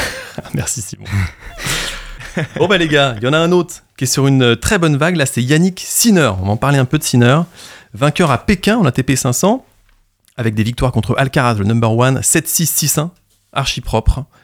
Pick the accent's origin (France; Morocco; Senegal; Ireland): France; Normandy; on est normand et fier de l'être